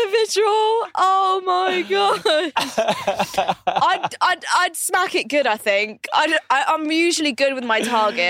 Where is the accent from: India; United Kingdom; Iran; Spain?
India; now in Dubai, United Arab Emirates; And because I'm Indian, disclaimer, I can say this.